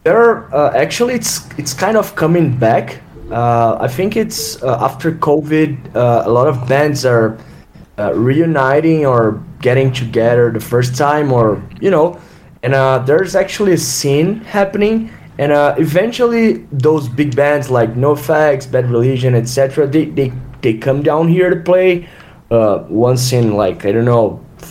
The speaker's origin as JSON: {"language": "English", "country": "Brazil", "said": "we're from Brazil, right? So we're pretty much third world guys"}